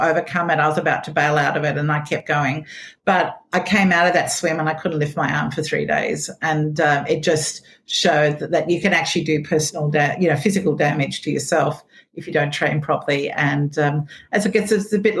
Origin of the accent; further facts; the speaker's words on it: Australia; I was from Australia